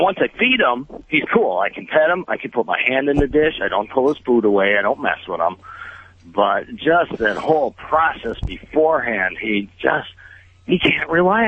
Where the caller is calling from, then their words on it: Milwaukee, Wisconsin, United States; The nice temperate area of Milwaukee, Wisconsin.